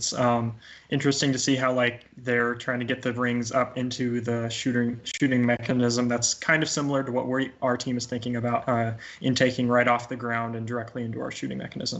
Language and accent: English; Kansas, United States; we're from Kansas.